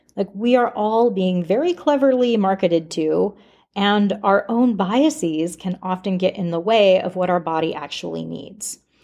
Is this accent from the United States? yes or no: yes; Alaska, United States; moved away as an adult; also born or lived in Washington State; growing up in Alaska